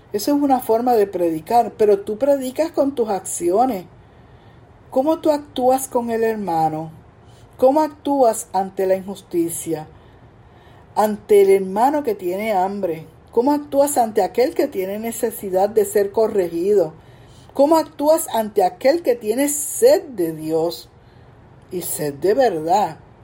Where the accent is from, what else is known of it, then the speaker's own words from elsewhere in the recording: Coamo, Puerto Rico; allá en mi pueblo de Cuamo